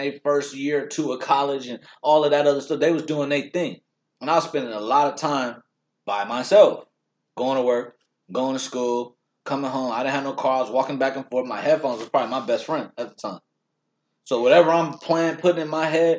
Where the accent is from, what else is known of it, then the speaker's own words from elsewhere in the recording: Long Beach, California, United States; we're from Long Beach, originally born there